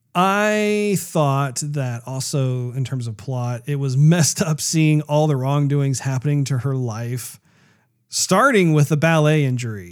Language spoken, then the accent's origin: English; United States; as an American